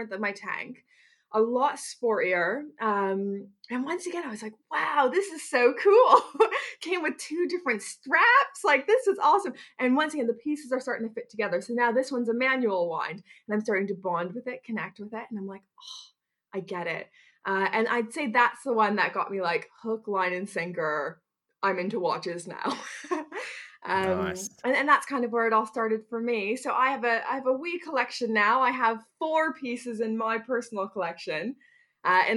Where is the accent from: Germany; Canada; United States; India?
Canada; now in Bristol, United Kingdom; growing up in Canada